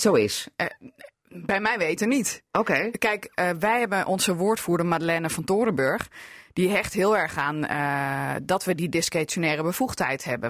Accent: Hardenberg, Overijssel, Netherlands; now in Assen, Netherlands; als kind in Hardenberg

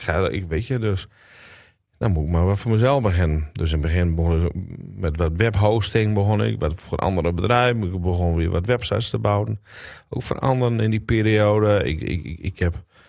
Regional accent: Drenthe, Netherlands; also born or lived in Groningen; now in Annen, Netherlands; Maar ik ben wel geboren en getogen in Drenthe

